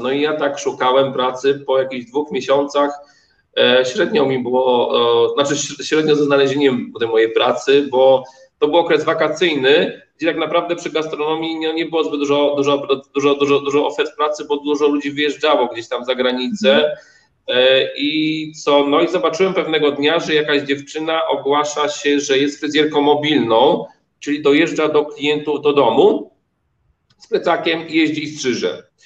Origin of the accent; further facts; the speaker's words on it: Poland; moved away as an adult; also born or lived in Oslo, Norway; my jesteśmy Polakami też